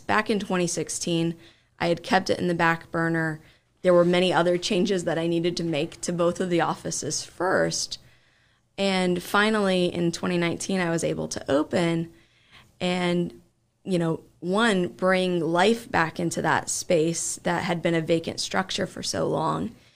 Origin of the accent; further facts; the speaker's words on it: Springfield, Ohio, United States; I grew up in Springfield